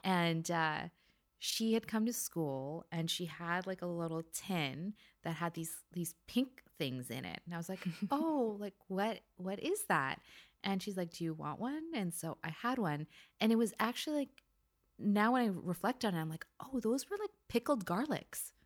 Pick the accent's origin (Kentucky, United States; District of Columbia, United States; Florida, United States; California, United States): California, United States; also born or lived in Philippines; we moved over to California when I was ten months old